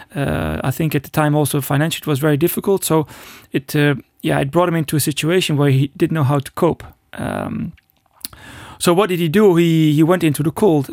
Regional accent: Netherlands; I was born in the Netherlands

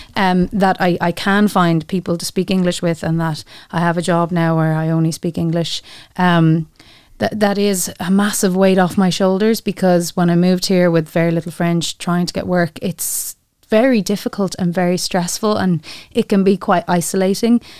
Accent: Ireland; moved away as an adult; now in Luxembourg; we as Irish people

